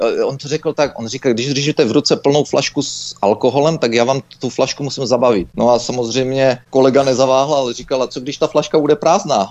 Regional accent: Czechia; moved away; also born or lived in Canada; jako správní Češi

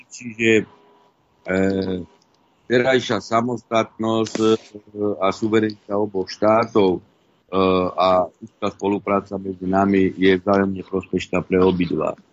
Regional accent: Podtatry, Prešov Region, Slovakia; ja mám v podstate všetkých príbuzných, aj manželka a e, na východnom Slovensku, my sme z Podtatier, ale teda to už je e, východ a viem, ako ľudia tam žijú.

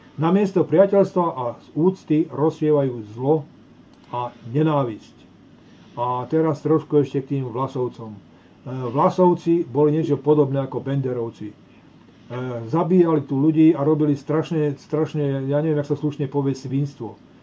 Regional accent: eastern Slovakia, Slovakia; u nás na východe

